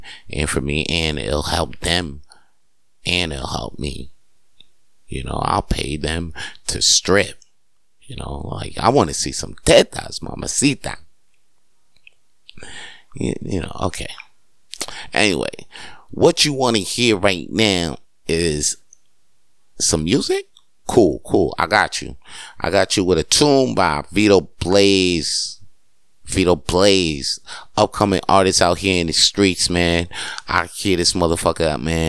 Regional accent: New York, United States; moved away; I grew up in New York

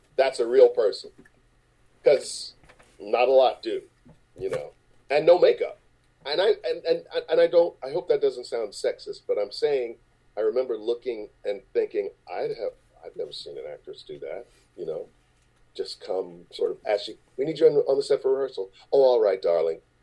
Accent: Chicago, Illinois, United States; moved away; I grew up in Chicago

